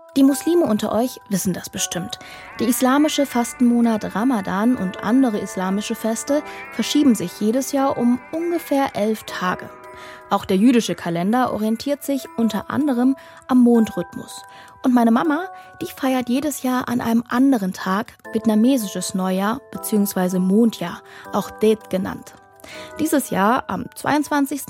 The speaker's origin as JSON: {"language": "German", "town": "Dresden", "region": "Saxony", "country": "Germany", "tie": "born or raised there", "also_born_or_lived": "Cologne", "moved": "yes", "said": "in meiner Heimatstadt Dresden"}